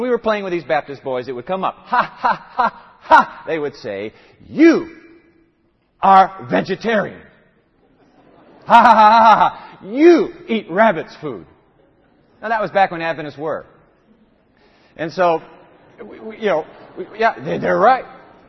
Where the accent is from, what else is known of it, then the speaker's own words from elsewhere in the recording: Japan; You know, I was born in Japan, grew up there in the land of the rising sun.